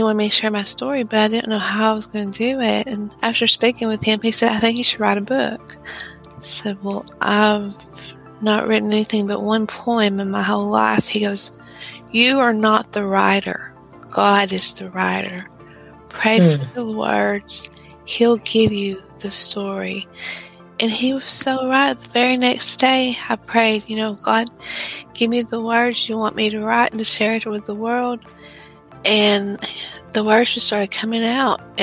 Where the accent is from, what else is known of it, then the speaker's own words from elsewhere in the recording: Texas, United States; I'm from Texas in the United States